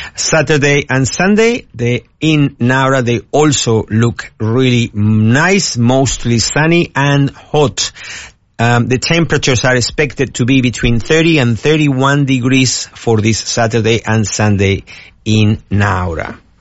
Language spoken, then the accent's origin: English; Argentina; also born or lived in United States; now in Australia; I came from the USA, although I'm originally from Argentina